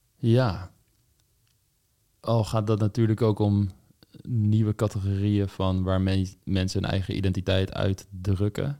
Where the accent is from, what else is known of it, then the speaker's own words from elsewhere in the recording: Voorhout, South Holland, Netherlands; moved away; waar ik vandaan kom, voorhoud. Dorpje in de buurt van Leiden, in de Bollenstreek